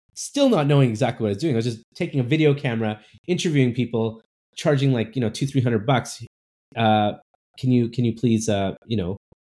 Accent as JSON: {"language": "English", "town": "Burnaby", "region": "British Columbia", "country": "Canada", "tie": "born or raised there", "also_born_or_lived": "Vancouver", "said": "I grew up I grew up in cool. Burnaby. Uh nice uh, and you know, I was born in Vancouver, so but my parents were from India"}